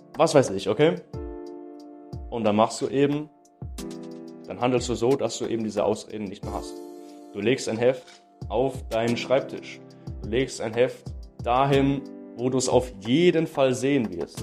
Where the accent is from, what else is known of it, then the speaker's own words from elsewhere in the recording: Baden-Württemberg, Germany; bei uns in Baden-Württemberg